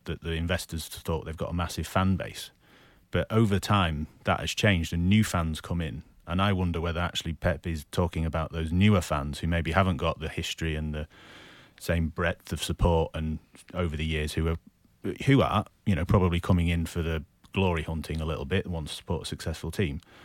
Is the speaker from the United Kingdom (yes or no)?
yes; Manchester, North West England, United Kingdom; growing up in Manchester